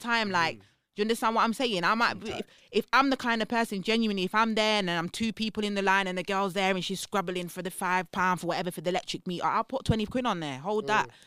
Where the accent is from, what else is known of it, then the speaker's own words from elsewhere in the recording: Leicester, East Midlands, United Kingdom; I'm from Leicester.